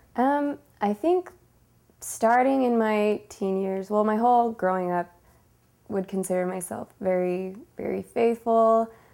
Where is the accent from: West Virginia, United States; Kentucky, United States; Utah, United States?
Utah, United States; Sandy; I grew up in Sandy, Utah